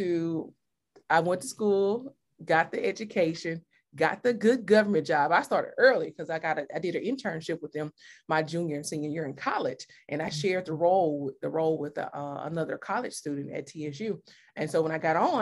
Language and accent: English; Mississippi, United States; moved away; I am from Mississippi